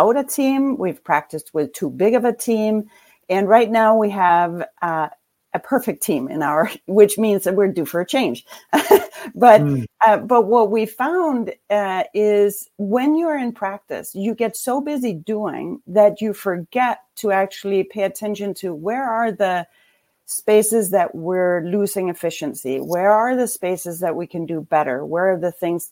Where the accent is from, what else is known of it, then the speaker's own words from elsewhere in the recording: Denmark; moved away as an adult; now in Traverse City, United States; I grew up in Denmark